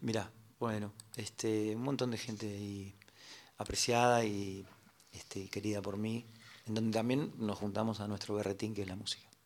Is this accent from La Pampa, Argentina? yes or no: no; Morón, Buenos Aires Province, Argentina; Soy de Morón